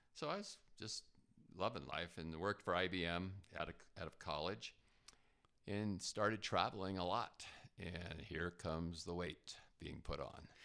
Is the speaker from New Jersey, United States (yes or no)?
yes; New Jersey, United States; moved away; I grew up in New Jersey